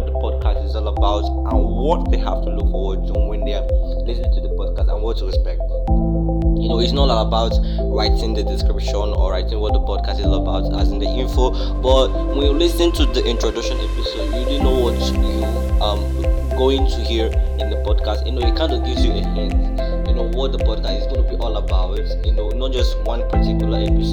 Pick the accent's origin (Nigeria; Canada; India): Nigeria; I'm from Nigeria, you know, that's the western part of Africa